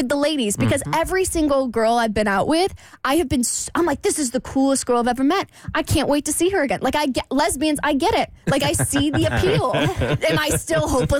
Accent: Jacksonville, Florida, United States; moved away as an adult; I come from Jacksonville. That's where I grew up

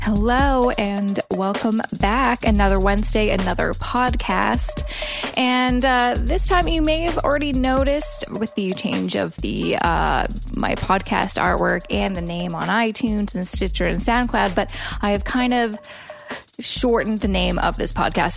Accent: Coquitlam, British Columbia, Canada; moved away as an adult; now in Toronto, Canada; moving from my hometown of Coquitlam

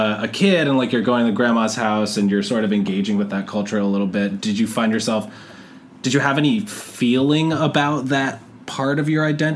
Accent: 20 minutes north of Washington Heights, New York, United States; first language Spanish; English is a second language; my hometown, which is, like, 20 minutes north of here

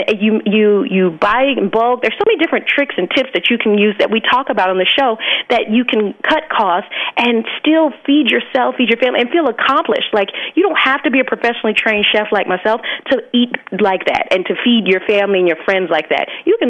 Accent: Alabama, United States; Because I grew up born and raised in Alabama, and my family is from like the islands of Jamaica and Trinidad.

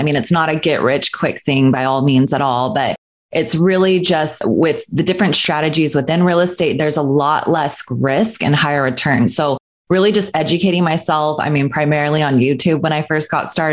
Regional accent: Northern California, United States; moved away as an adult; now in Los Angeles, United States; I grew up in Northern California, so I ended up going to Sacramento State University for my nursing degree

